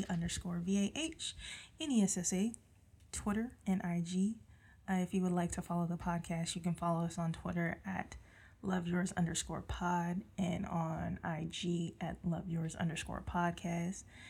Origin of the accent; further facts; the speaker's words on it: San Jose, California, United States; accent: southern; I am born and raised in San Jose, California